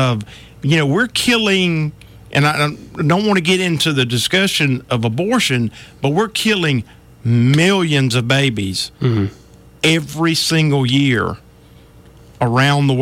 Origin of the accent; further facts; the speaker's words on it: United States; I'm American.